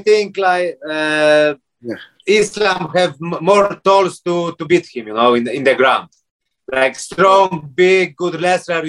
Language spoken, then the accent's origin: English; Kudowa-Zdrój, Lower Silesian Voivodeship, Poland; English is a second language; moved away as an adult; now in Abu Dhabi, United Arab Emirates; I'm from Poland, to small village, Kudowa Zdrój.